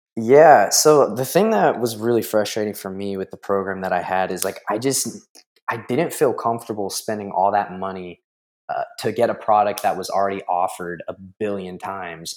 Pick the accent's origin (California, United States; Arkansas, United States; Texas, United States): Texas, United States; San Antonio; I'm from San Antonio, Texas